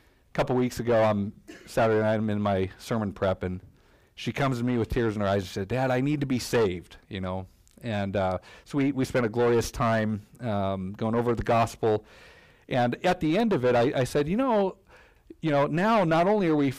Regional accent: Denver, Colorado, United States; moved away as an adult; now in Kalamazoo, United States; I'm from Denver, Colorado

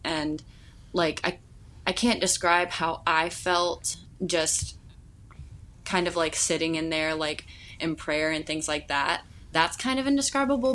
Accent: Louisville, Kentucky, United States; now in Wilmore, United States; I grew up in Louisville, Kentucky

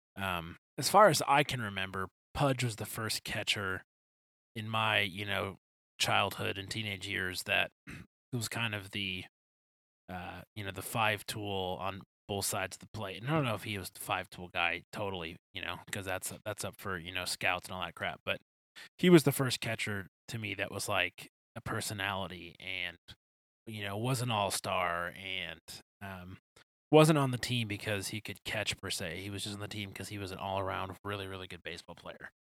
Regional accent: Detroit, Michigan, United States; I'm from Detroit

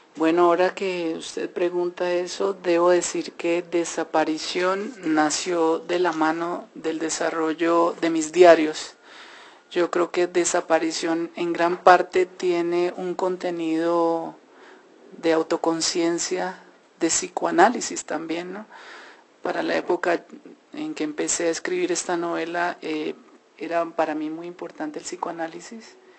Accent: Colombia; nosotros como colombianos

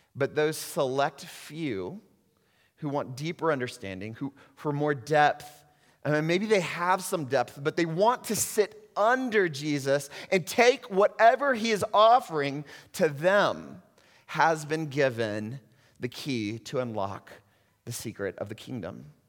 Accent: United States; moved away; also born or lived in Puerto Rico; As American Christians

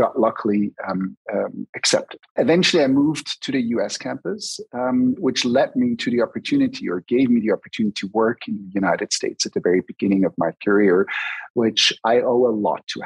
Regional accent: German-speaking Switzerland, Switzerland; I was raised in the German part of Switzerland.

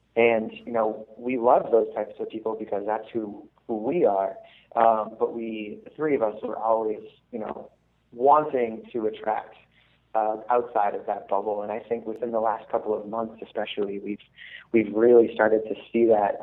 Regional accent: Massachusetts, United States; moved away as an adult; now in Baltimore, United States; I'm originally from Massachusetts

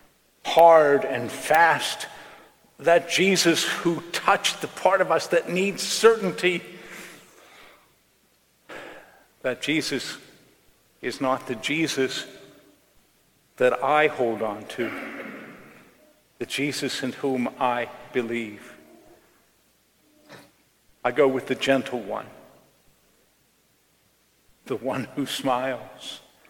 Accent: Johnstown, Pennsylvania, United States; in 1977, Johnstown, my hometown, was flooded when a dam broke right above the city.

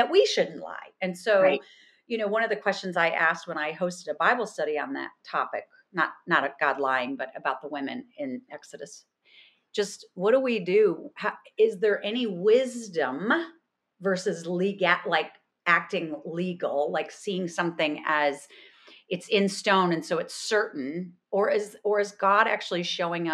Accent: New York, United States; I'm also from New York

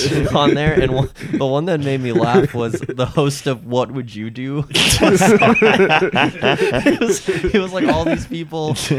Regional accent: El Paso, Texas, United States; first language Spanish; English is a second language; I was born in El Paso, but my parents are from Mexico.

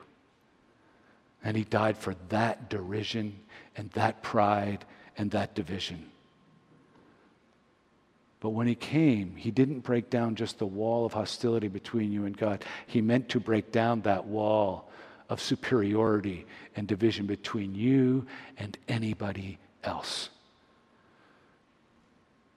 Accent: Montreal, Quebec, Canada; moved away as an adult; also born or lived in Toronto; growing up in Montreal

